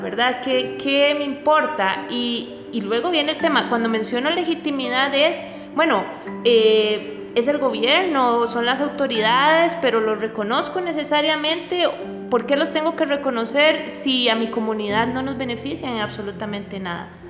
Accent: Costa Rica; como costarricense

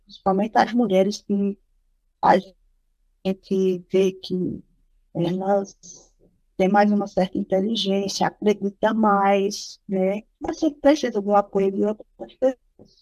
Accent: Triunfo, Pernambuco, Brazil; sou aqui do município de Triunfo

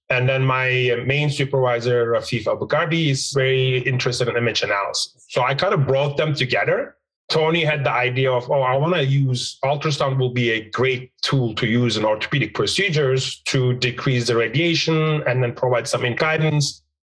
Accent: Turkey; moved away as an adult; also born or lived in Istanbul, Turkey / Vancouver, Canada; I'm from Turkey originally, Istanbul Technical University

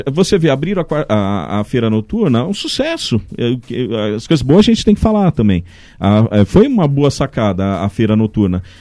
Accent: São Paulo, Brazil; Então, como eu sou de São Paulo, eu uhum. vejo muita gente sai, se deslocando de São Paulo até Valinhos

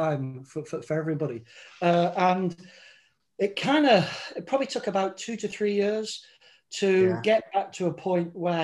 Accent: England, United Kingdom; moved away as an adult; now in Scotland, United Kingdom; I'm English, but I've lived up in Scotland now for 37 years

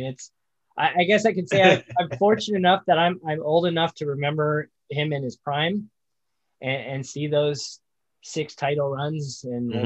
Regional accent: Indiana, United States; I grew up in Indiana. I grew up down the street from Indianapolis.

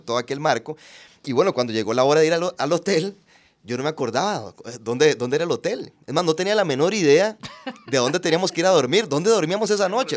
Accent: Puntarenas, Costa Rica; also born or lived in San José, Costa Rica; yo nací en San José, pero ya a los pocos días me, me fui a Punta Arenas y, y ahí ahí me, crié, ahí hice la escuela, el colegio.

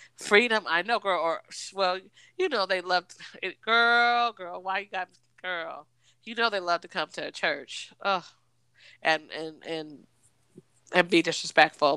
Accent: United States; moved away; also born or lived in East Coast; I'm from Washington

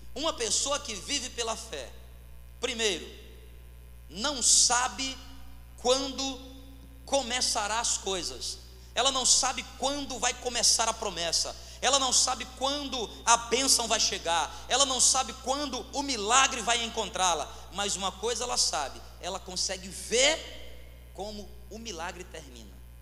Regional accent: Fortaleza, Ceará, Brazil; eu sou cearense nasci em Fortaleza, mas a minha mãe é do interior

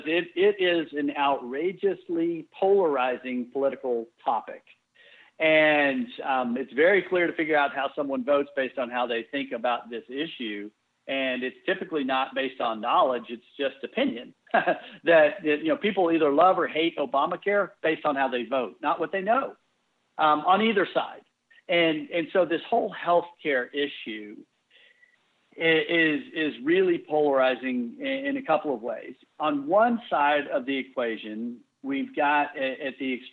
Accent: Texas, United States; I grew up in Texas

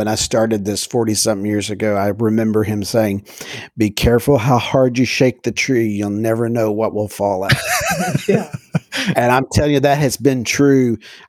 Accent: Texas, United States; my dad we're from East Texas, but we transplanted to West Texas when he became a pastor out there.

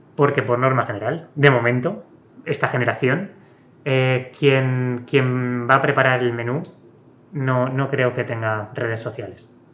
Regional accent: Aragon, Spain; yo que soy de, aquí, de Aragón

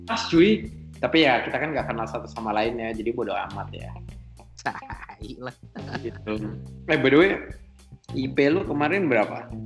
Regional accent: West Java, Indonesia; udah untung sama-sama di Jawa Barat di kampung gua malah akhirnya di situ gua langsung lah cabut ke kampung gua

